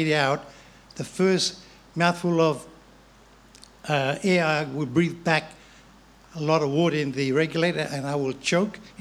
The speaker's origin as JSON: {"language": "English", "country": "Fiji", "tie": "born or raised there", "moved": "yes", "said": "I was born and bred in Fiji of Chinese heritage"}